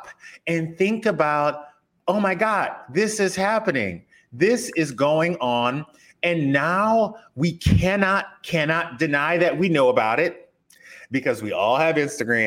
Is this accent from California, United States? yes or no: no; South Louisiana, United States; moved away as an adult; now in Los Angeles, United States; I grew up in South Louisiana.